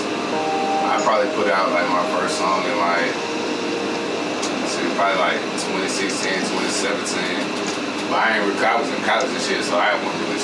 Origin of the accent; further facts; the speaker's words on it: Prattville, Alabama, United States; I'm from Prattville. I'm from the country part of Prattville